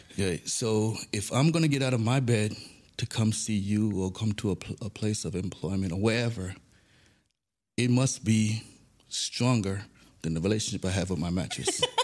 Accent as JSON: {"language": "English", "town": "New York City", "region": "New York", "country": "United States", "tie": "born or raised there", "also_born_or_lived": "Saint Thomas, U.S. Virgin Islands / Harlem, New York / Binghamton, New York", "moved": "yes", "lives_now": "United Arab Emirates", "said": "Grew up in the Bronx, New York. I was born in Saint Thomas, Virgin Islands. Then moved to Harlem, New York. We later moved to the Bronx, where I pretty much got all my education in the Bronx"}